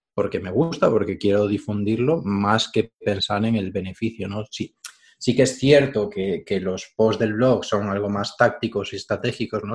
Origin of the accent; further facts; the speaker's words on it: Galicia, Spain; gallego de toda la vida